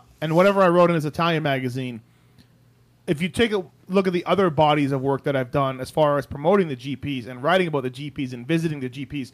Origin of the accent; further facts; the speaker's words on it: Canada; as a Canadian